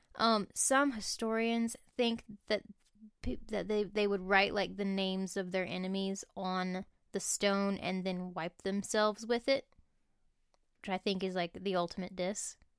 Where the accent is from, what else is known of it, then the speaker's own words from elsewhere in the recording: United States; being American